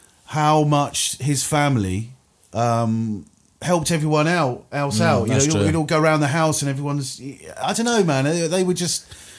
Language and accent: English; Isle of Wight, South East England, United Kingdom; moved away; And I'm like, the Isle of Wight.